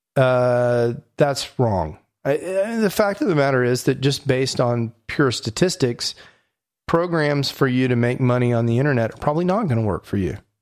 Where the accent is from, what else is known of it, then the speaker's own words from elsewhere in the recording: Houston, Texas, United States; I'm from Houston